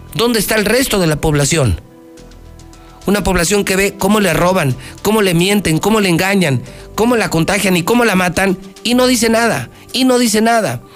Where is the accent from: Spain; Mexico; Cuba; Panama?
Mexico; Aguascalientes; mi tierra, Aguascalientes